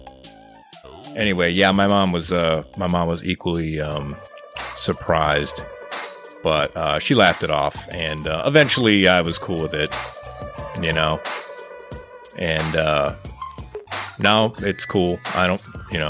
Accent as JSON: {"language": "English", "town": "East Chicago", "region": "Indiana", "country": "United States", "tie": "born or raised there", "said": "I grew up in East Chicago"}